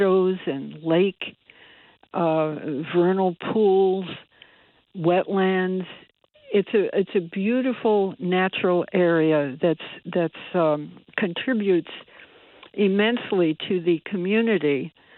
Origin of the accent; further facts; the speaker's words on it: Bridgeport, Connecticut, United States; I was born and bred in Bridgeport and grew up on the east side